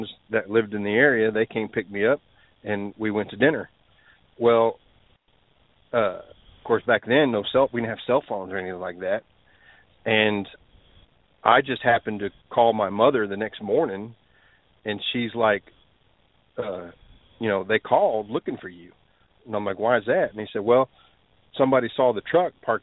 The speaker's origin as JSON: {"language": "English", "region": "Texas", "country": "United States", "said": "I'm from Texas"}